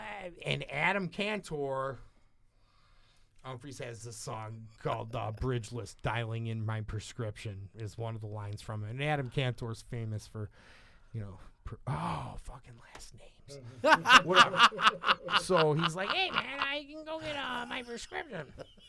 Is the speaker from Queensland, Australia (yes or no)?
no; Sydney, New South Wales, Australia; from Sydney, man.